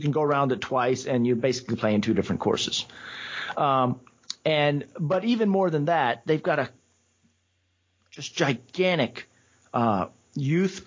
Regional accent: Atlanta, Georgia, United States; also born or lived in Seoul, South Korea / Nashville; I've grown up in Atlanta. I was born overseas in Seoul, but I was in Atlanta. We came to the U.S. before I was even a year old, and we settled in Atlanta before I actually started any kind of school

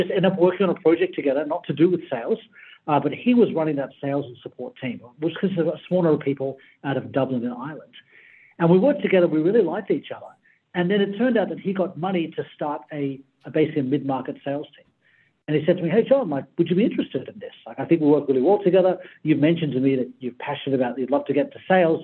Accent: Sydney, New South Wales, Australia; I grew up in Sydney, on the Sydney side.

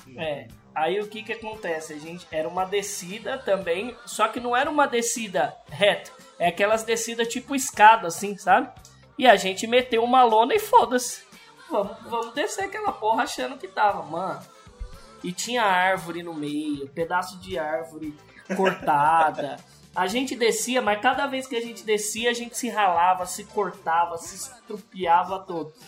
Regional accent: interior of São Paulo, Brazil; also born or lived in Sumaré; a gente é do interior de São Paulo.

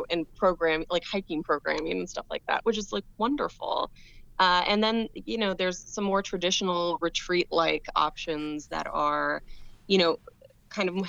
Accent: New Orleans, Louisiana, United States; my hometown of New Orleans

